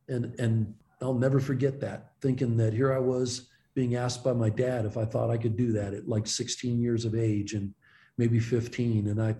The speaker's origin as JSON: {"language": "English", "town": "Youngstown", "region": "Ohio", "country": "United States", "tie": "born or raised there", "said": "growing up in Youngstown, Ohio"}